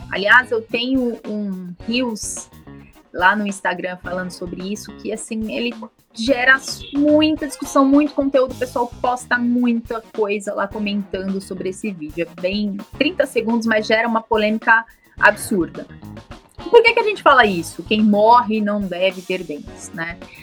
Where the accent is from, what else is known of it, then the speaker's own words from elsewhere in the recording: São Paulo, Brazil; eu sou da capital de São Paulo